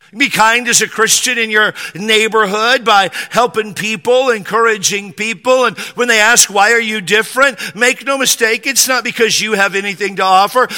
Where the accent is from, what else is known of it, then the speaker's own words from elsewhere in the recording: Spanaway, Washington, United States; I grew up in Western Washington, a little town called Spanaway